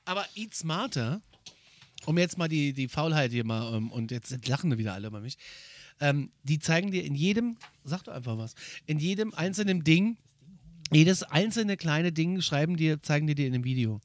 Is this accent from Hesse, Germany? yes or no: yes; Northern Hesse, Germany; bei uns in Nordhessen